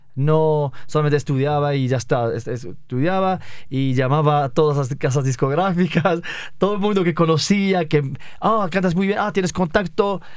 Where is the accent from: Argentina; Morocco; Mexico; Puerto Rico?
Morocco; northern Morocco; Spanish is a second language; moved away as an adult; also born or lived in Sweden; nací en Marruecos y cuando tenía 19 me fui a Suecia.